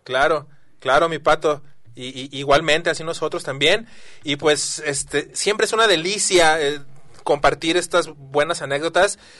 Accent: Guadalajara, Jalisco, Mexico; los que somos tapatíos

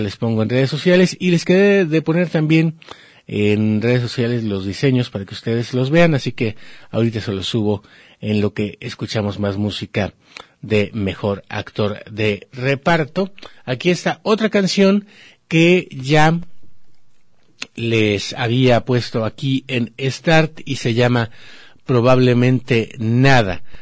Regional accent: Mexico; somos los mexicanos

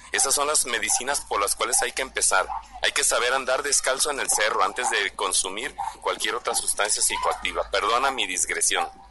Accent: Mexico; como mexicanos

